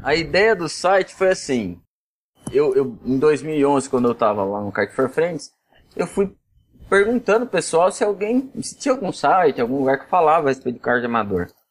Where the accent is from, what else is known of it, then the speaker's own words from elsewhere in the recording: Jundiaí, São Paulo, Brazil; accent: arrastado (caipira interior accent); Eu sou de Jundiaí, interior de São Paulo, você vê que eu bem arrastado